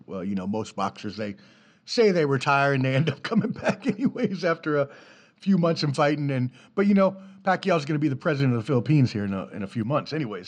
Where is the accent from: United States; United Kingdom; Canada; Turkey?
United States; Washington, District of Columbia; I grew up in DC on the East Coast